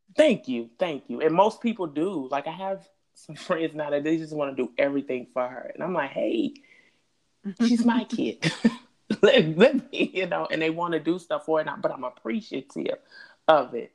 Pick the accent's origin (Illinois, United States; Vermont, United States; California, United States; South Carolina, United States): Illinois, United States; Chicago; I'm from the West Side